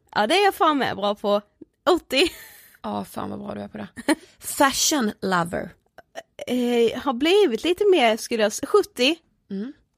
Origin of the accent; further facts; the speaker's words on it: Karlshamn, Blekinge, Sweden; now in Stockholm, Sweden; jag kommer ifrån eh, Karlshamn, bor i Stockholm